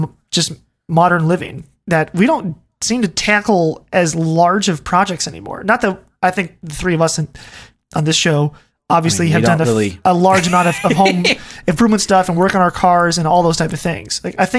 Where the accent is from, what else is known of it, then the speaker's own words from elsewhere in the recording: Ohio, United States; The house that we grew up in Ohio was built by our great grandfather.